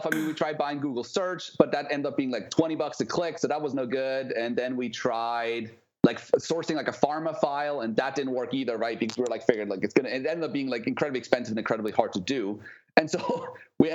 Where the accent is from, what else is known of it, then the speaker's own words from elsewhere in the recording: Switzerland; moved away as an adult; also born or lived in New York / San Diego; So I'm originally from Switzerland. I left when I was 19, I think.